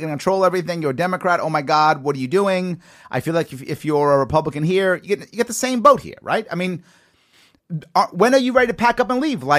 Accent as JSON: {"language": "English", "town": "New York City", "region": "New York", "country": "United States"}